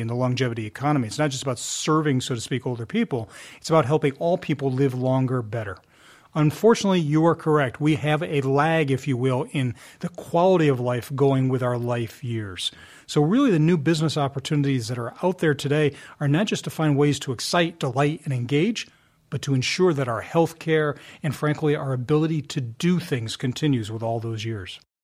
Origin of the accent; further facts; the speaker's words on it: outside of Philadelphia, Pennsylvania, United States; I grew up outside of Philadelphia.